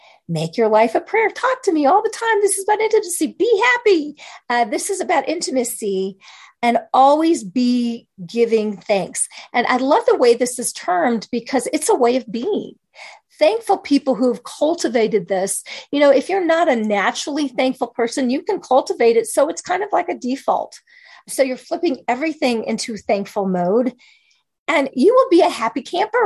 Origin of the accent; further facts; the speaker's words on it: Kansas, United States; I grew up in Kansas